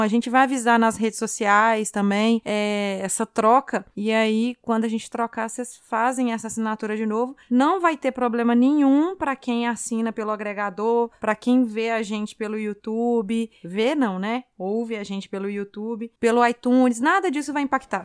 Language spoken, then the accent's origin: Portuguese; Minas Gerais, Brazil; eu sou mineira que toma leite, come queijo